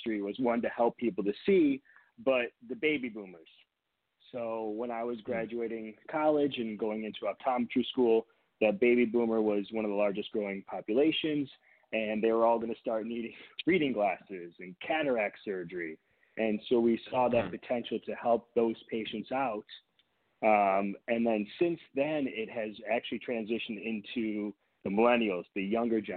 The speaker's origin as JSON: {"language": "English", "area": "near Detroit", "region": "Michigan", "country": "United States", "tie": "born or raised there", "also_born_or_lived": "Boston, Massachusetts", "moved": "yes", "lives_now": "California, United States", "said": "I grew up in Michigan"}